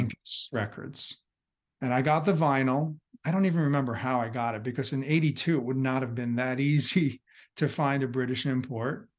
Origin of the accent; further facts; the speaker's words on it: New Jersey, United States; I'm from across the bridge in, in New Jersey